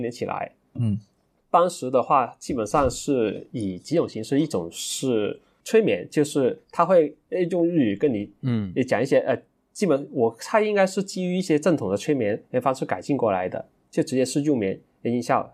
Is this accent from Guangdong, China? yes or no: yes; Dongguan, Guangdong, China; 我是来自东莞的沙友